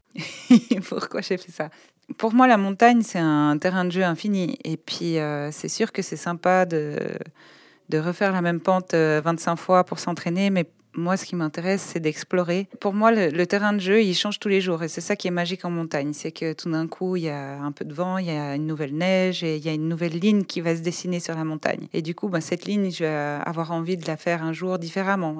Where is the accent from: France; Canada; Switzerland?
Switzerland; Polly-le-Grand, Vaud; also born or lived in Lausanne; moi je suis née à Lausanne, j'ai grandi à Poly-le-Grand, dans un village de, paysans